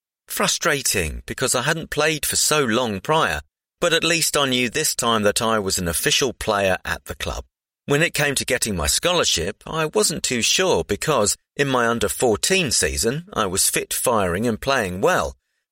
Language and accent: English; Southend-on-Sea, East of England, United Kingdom; Firstly, I'm an Essex boy born and bred. I was born in Southend Hospital and I've lived in the area my whole life.